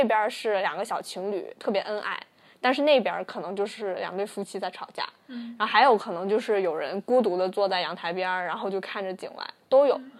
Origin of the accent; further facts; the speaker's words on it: Guangdong, China; 所以嘛，我们我们广东人嘛不听故事